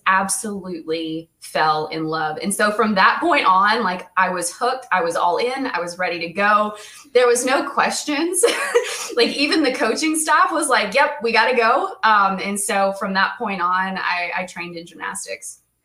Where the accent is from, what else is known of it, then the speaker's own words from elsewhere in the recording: Indiana, United States; also born or lived in Ohio; I was born in Ohio. Um, around the age of, I think, five or six, we moved to Indiana